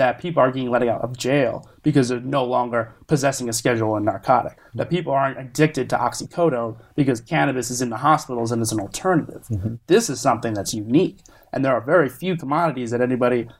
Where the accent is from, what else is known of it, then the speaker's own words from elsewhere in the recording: South Florida, United States; also born or lived in New Jersey / North Carolina; now in California, United States; I was born in New Jersey, grew up in South Florida, educated in North Carolina